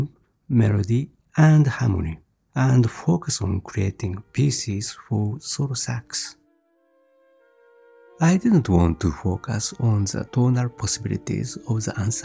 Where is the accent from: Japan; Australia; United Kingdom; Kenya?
Japan; I grew up near Mount Fuji in the 50s.